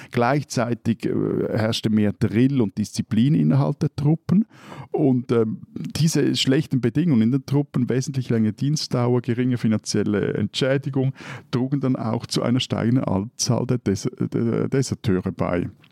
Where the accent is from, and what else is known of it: Switzerland